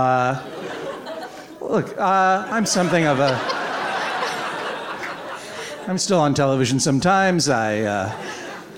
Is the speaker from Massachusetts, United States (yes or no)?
yes; Brookline, Massachusetts, United States; also born or lived in Maine; my hometown of Brookline, Massachusetts